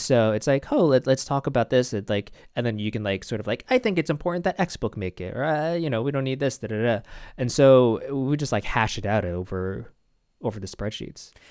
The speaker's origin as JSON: {"language": "English", "town": "New York City", "region": "New York", "country": "United States", "said": "I'm from New York"}